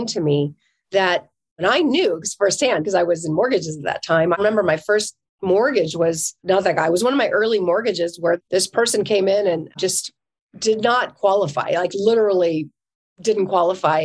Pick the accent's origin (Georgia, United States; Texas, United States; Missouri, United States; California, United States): California, United States; I'm from California